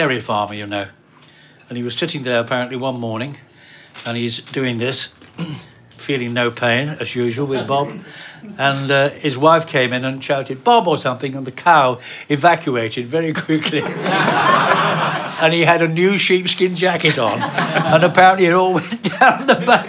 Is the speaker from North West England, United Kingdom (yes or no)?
yes; Oldham, North West England, United Kingdom; I was from Oldham, Lancashire